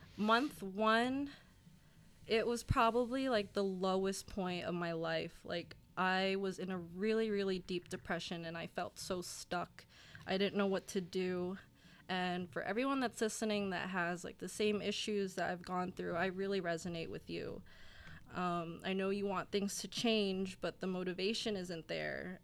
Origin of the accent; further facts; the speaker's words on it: Burlington, New Jersey, United States; I'm from Burlington, New Jersey. It's a town in South Jersey, go six oh nine